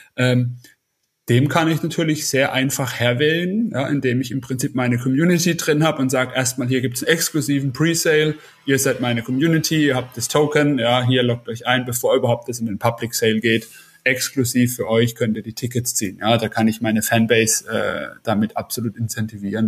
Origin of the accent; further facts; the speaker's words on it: Karlsruhe, Baden-Württemberg, Germany; in meiner Heimatstadt Karlsruhe